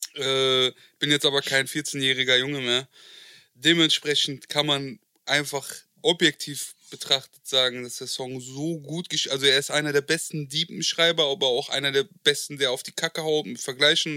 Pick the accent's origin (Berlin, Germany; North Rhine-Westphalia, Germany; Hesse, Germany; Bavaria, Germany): Hesse, Germany; Marburg; also born or lived in Frankfurt; ich bin in der Nähe von Frankfurt groß geworden in Marburg